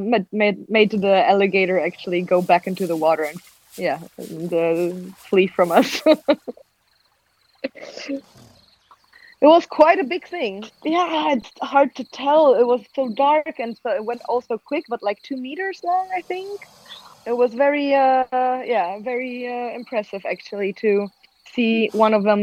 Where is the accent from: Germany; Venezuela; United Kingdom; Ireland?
Germany; now in Amsterdam, Netherlands; I'm originally from Germany, but now living with a Dutch boyfriend and Peruvian dog in Amsterdam